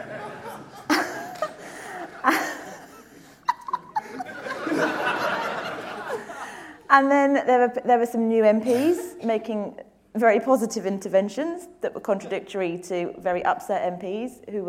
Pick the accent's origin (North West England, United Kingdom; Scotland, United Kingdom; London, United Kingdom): London, United Kingdom; I'm a girl from Tooting who was told wouldn't amount to anything because I was poor